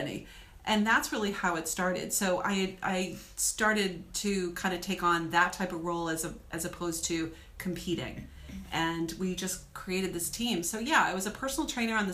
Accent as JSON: {"language": "English", "region": "New England", "country": "United States", "said": "I am from New England"}